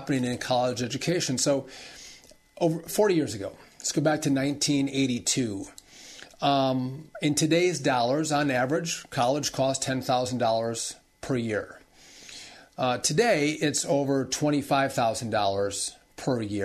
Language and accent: English; Wisconsin, United States; moved away as an adult; now in New Jersey, United States; I had to move to New Jersey a year ago. Spent my whole life in Wisconsin, but moved out a year ago because my wife got the Fox and Friends weekend show.